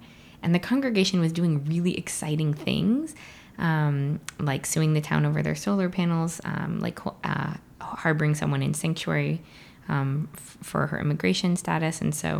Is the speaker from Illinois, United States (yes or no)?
yes; Central Illinois, United States; moved away as an adult; also born or lived in California / Boston; now in Bedford, United States; I grew up in Central Illinois. I grew up Unitarian Universalist